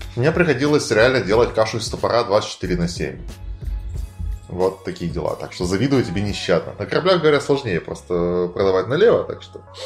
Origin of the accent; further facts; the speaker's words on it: Arkhangelsk, Arkhangelsk Oblast, Russia; мы были все из Архангельска